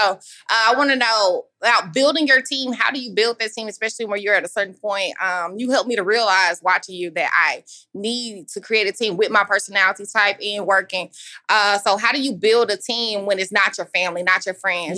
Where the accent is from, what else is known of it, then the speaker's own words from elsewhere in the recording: Dallas, Texas, United States; I'm from Dallas, Texas